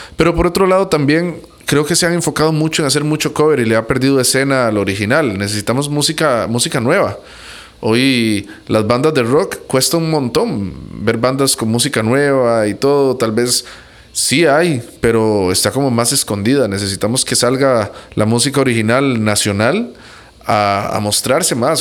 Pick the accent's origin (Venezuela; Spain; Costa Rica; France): Costa Rica; yo soy tico, pero soy centroamericano.